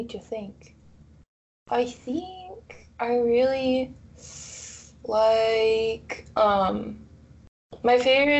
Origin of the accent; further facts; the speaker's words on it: Ukraine; first language Russian; English is a second language; Well, I grew up in the Russian district, so my first language is Russian. My second language is English. I can read in Ukrainian, and I can understand Ukrainian, but I can't speak in it.